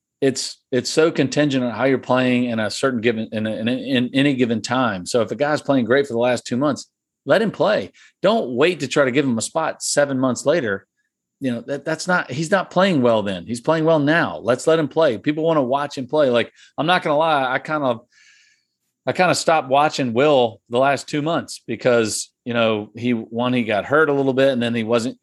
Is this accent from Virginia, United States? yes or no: yes; Virginia, United States; I'm from Virginia